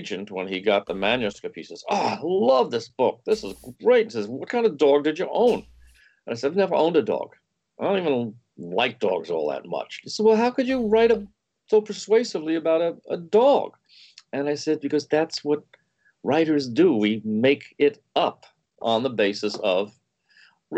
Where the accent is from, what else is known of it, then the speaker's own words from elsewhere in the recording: New York City, New York, United States; moved away; also born or lived in Westchester; growing up in the Bronx with my brother